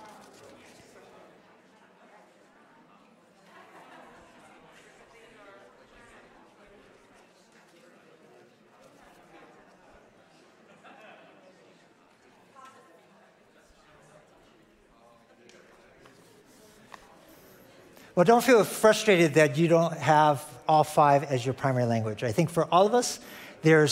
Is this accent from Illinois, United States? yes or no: yes; Chicago, Illinois, United States; moved away; Chicago, which is my hometown